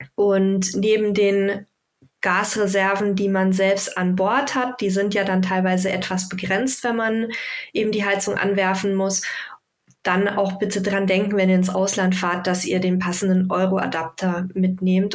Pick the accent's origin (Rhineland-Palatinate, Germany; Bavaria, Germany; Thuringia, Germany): Bavaria, Germany; Frankenhöhe, Franconia; die ist ganz in der Nähe quasi meiner Heimat, wo wir jetzt auch aktuell wohnen. Und zwar äh, die Tour durch die Frankenhöhe